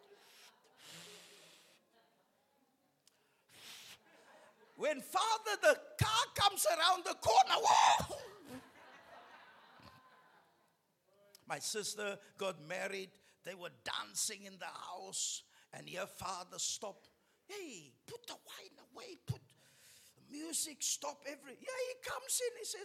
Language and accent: English; Cape Town, Western Cape, South Africa; we're from Pinelands